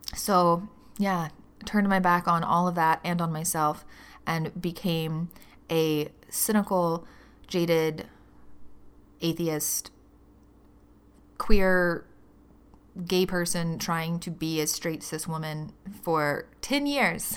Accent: Birmingham, Alabama, United States; moved away as an adult; I grew up in Birmingham, Alabama. I lived there for the first twenty-two years of my life

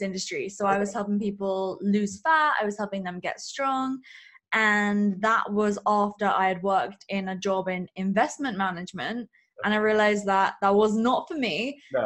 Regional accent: England, United Kingdom; I am from England

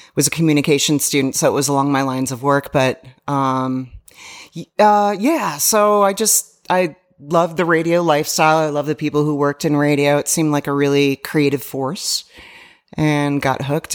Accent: Chicago, Illinois, United States; moved away; Chicago, I grew up in Chicago

